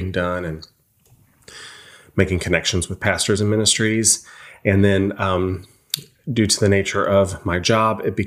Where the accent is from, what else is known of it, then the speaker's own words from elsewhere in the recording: Granite City, Illinois, United States; moved away; In the St. Louis area, mm-hmm. on the Illinois side, Granite City, Illinois